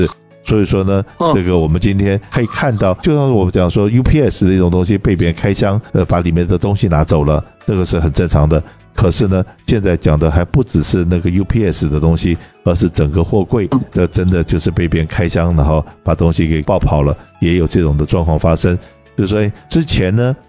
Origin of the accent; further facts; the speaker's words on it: China; 我们中国人有一句话，就是“衣食一饭，当思来处不易”。